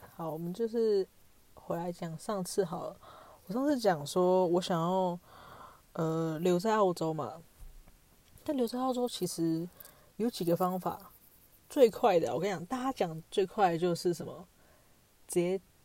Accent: Taiwan; moved away; 我就是台湾人

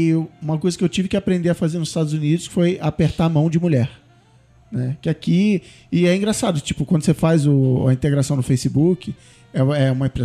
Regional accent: Brazil; moved away as an adult; also born or lived in Canada / United States; eu sou brasileiro

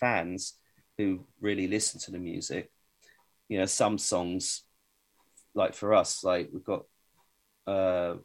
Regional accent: Bedford, East of England, United Kingdom; I'm from Bedford

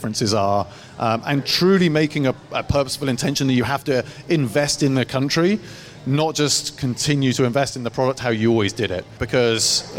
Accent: England, United Kingdom; moved away as an adult; now in United States; I'm from England

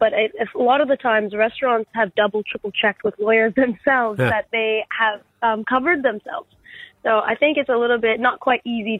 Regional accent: Vancouver, British Columbia, Canada; now in Brisbane, Australia; I'm actually from Vancouver, Canada. I live in Brisbane, but I'm from here originally and visiting my family after 2.5 years

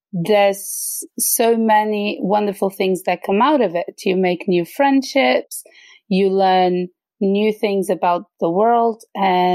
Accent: Portugal; moved away as an adult; also born or lived in London, United Kingdom; now in Sweden; I'm originally from Portugal, where I lived until I was 28

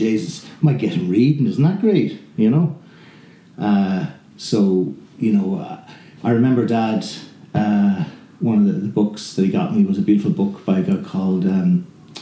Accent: Kildare, Leinster, Ireland; I grew up in Kildare

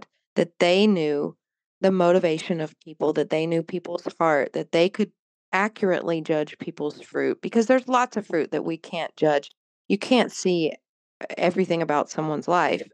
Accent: the Bible Belt, United States; growing up in the Bible Belt

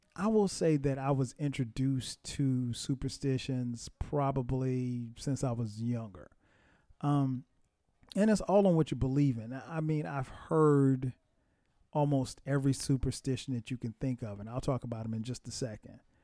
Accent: Florence, South Carolina, United States; where I grew up in South Carolina, in Florence, South Carolina

